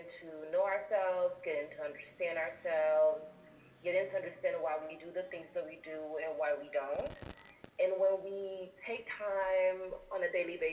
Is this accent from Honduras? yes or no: yes; Honduras; I'm also an Afro-Latina from Honduras, a Garifuna